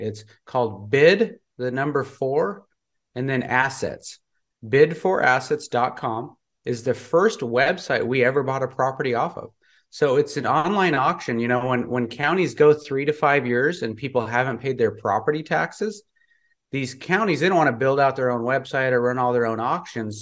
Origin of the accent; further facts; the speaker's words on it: Montana, United States; moved away; also born or lived in California; I grew up in Montana, I was living in California